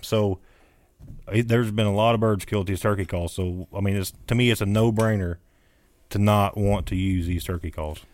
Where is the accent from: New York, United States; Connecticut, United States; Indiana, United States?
Indiana, United States; Jackson County; moved away as an adult; now in Washington County, Indiana, United States; I am from Jackson County.